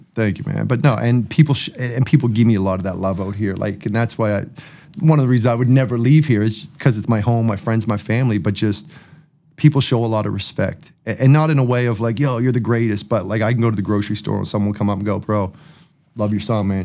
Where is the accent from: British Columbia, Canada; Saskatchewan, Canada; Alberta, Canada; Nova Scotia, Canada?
Nova Scotia, Canada; Enfield; I'm from the East Coast